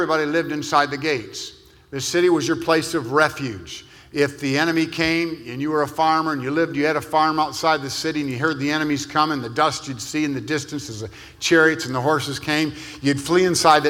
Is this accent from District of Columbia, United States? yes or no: no; Lansing, Michigan, United States; I grew up in Lansing, Michigan